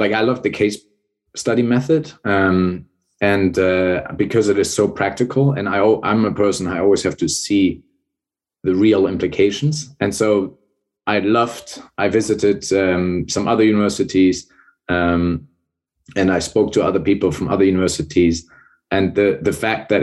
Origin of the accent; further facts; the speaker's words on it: Hamburg, Germany; moved away as an adult; also born or lived in Bremen; I was born and raised in Northern Germany, born in Bremen, raised in Hamburg.